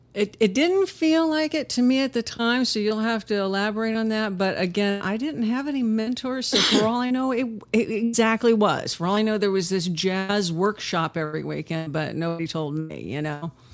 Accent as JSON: {"language": "English", "town": "Huntington Beach", "region": "California", "country": "United States", "tie": "born or raised there", "also_born_or_lived": "Inglewood, California", "said": "I was born in Inglewood and most of my childhood was in Huntington Beach, California"}